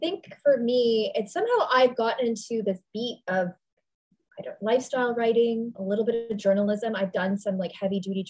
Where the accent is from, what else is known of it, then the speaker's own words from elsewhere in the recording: Toronto, Ontario, Canada; also born or lived in New York; I'm Canadian. So I really had no other options in New York other than waitressing at that time. So I went back home to Toronto